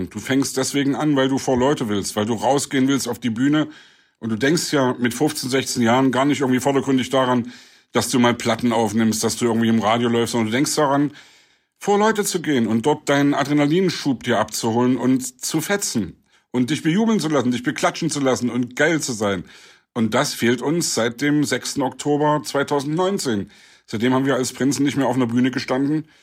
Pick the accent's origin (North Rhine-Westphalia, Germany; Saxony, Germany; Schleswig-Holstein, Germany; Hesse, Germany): Saxony, Germany; Leipzig; meine Heimatstadt Leipzig. Gerade weil ich in der DDR groß geworden bin, freue ich mich, dass wir jetzt alle frei unsere Meinung sagen können